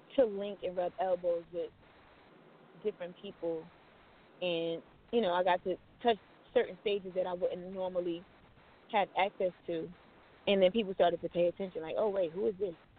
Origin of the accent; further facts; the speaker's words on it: New Jersey, United States; moved away as an adult; now in Los Angeles, United States; I'm from New Jersey, and I decided to head out